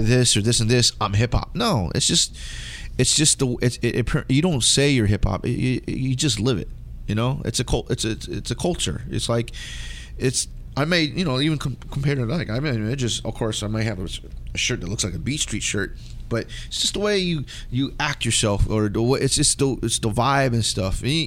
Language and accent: English; West Coast, United States; being a Filipino American growing up in the West Coast